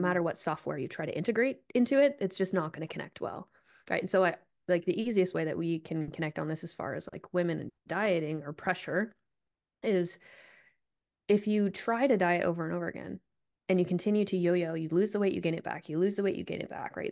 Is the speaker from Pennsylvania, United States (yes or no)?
no; Vermont, United States; I grew up in Vermont